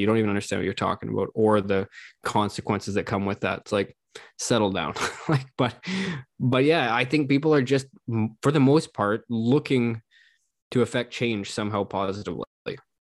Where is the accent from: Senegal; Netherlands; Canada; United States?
Canada; as a Canadian